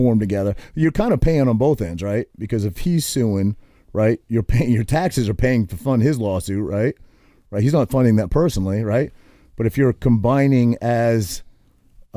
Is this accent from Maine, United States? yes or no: yes; Maine, United States; now in New Jersey, United States; I'm not a Jerseyan because I grew up in Maine